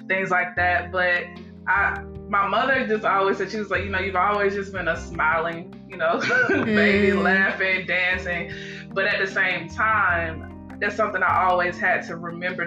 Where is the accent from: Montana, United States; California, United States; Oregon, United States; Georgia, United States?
Georgia, United States; I am originally from Georgia, you know, where we met, of course. I went to high school, elementary, in Georgia as well